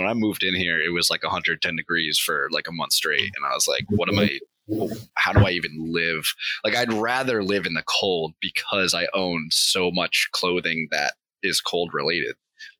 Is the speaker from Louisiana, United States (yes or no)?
no; Connecticut, United States; I grew up in Connecticut and I never had training wheels.